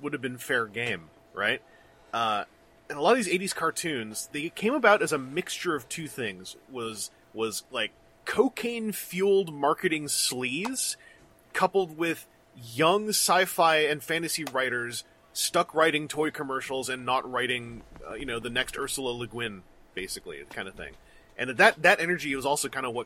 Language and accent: English; Canada; I'm from Canada